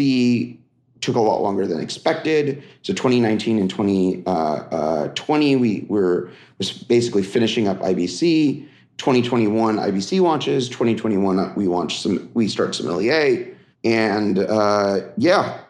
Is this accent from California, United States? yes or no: yes; Silicon Valley, California, United States; also born or lived in Philadelphia; grew up in the Silicon Valley